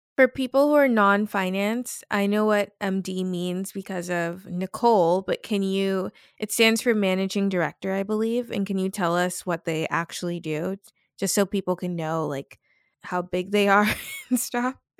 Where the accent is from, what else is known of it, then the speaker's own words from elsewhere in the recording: Salem, Massachusetts, United States; my hometown of Salem, Massachusetts